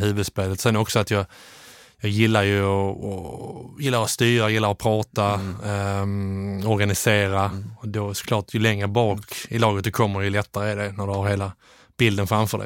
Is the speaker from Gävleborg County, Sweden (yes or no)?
no; Landskrona, Skåne, Sweden; moved away as an adult; also born or lived in Netherlands / England; Jag är, eh, är från Landskrona från mm. början